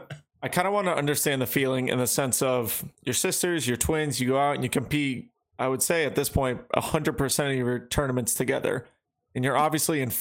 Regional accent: New England, United States; in New England we grew up saying

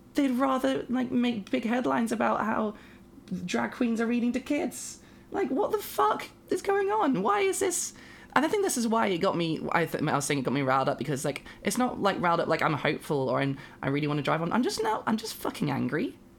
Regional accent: United Kingdom; I am a British binary trans woman person

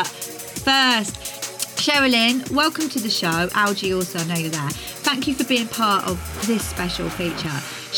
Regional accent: Twyning, South West England, United Kingdom; we used to do the same in Twynning near Tewkesbury where I grew up

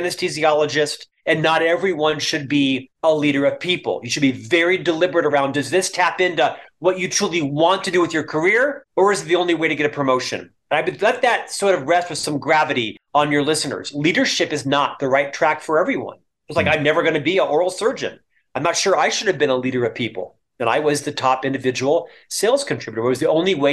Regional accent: Orlando, Florida, United States; moved away as an adult; also born or lived in Provo, Utah; now in Salt Lake City, United States; a single Catholic boy from Orlando, Florida

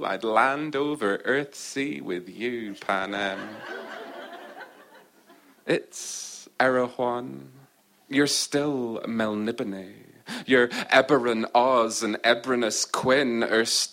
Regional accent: Orkney, Scotland, United Kingdom; In Orkney, I'm English. In England, I'm Scottish. In Scotland, Orcadian.

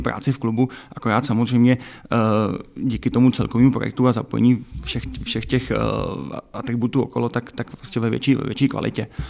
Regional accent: Czechia; moved away as an adult; also born or lived in Chrudim / Hradec Králové; now in Pardubice, Czechia; trénovat děti ve svém rodném prosetíně

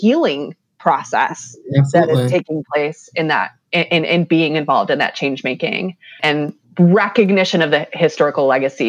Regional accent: Michigan, United States; I'm from Michigan.

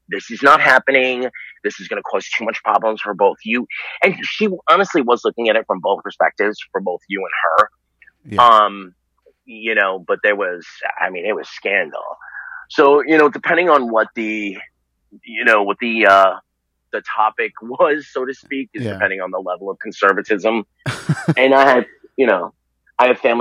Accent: New York City, New York, United States; also born or lived in Virginia; I was born in Staten Island, New York, and I grew up there mostly

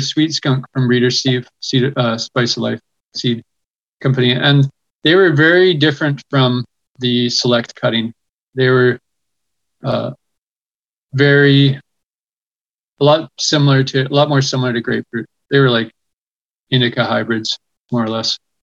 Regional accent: West Coast, British Columbia, Canada; I grew up on the West Coast

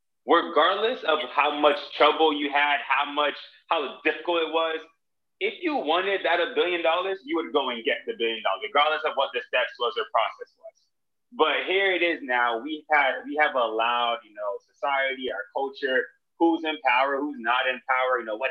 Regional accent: Jamaica; as I really think about, you know, my upbringing, like, I'm Jamaican, and because I'm Jamaican, we just fight for rights.

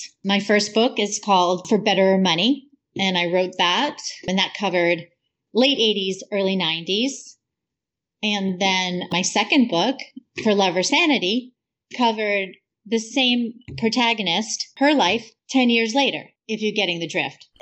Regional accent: Massachusetts, United States; I grew up in Massachusetts.

